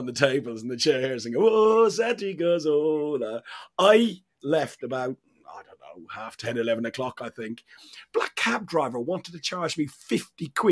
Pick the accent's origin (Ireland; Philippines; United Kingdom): Ireland; accent: Irish; That's my Irish accent coming out